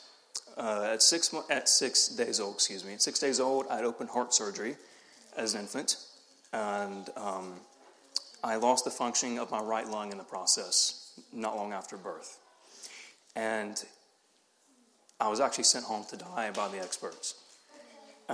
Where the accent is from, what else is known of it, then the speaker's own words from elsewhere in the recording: the South, United States; accent: Southern; I was from the South